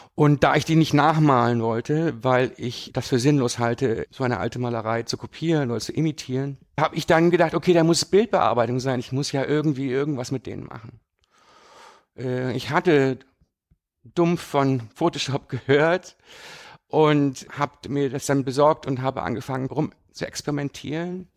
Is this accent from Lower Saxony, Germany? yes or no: no; rural area near Düsseldorf, North Rhine-Westphalia, Germany; moved away as an adult; now in Düsseldorf, Germany; Ich bin aber auf dem platten Land groß geworden. Das war jetzt gar nicht so weit weg von Düsseldorf